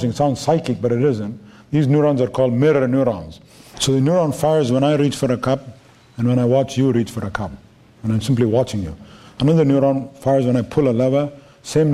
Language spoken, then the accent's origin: English; India; moved away; I'm from India.